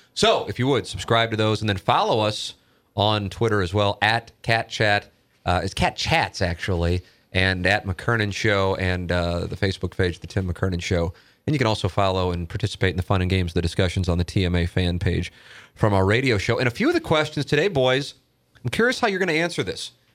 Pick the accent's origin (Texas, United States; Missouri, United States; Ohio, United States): Missouri, United States; St. Louis; my neighborhood growing up in South City or Saint Louis U High